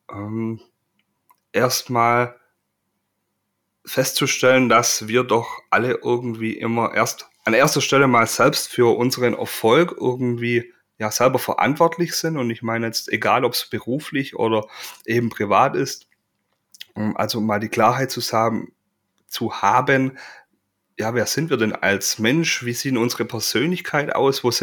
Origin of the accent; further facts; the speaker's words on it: Baden-Württemberg, Germany; als Schwabe natürlich bezeichne ich mich auch als fleißig